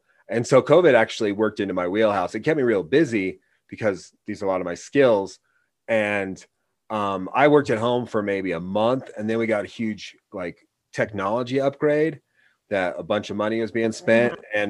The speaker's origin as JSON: {"language": "English", "region": "Oregon", "country": "United States", "said": "Yeah, we're from Oregon, and he's fine."}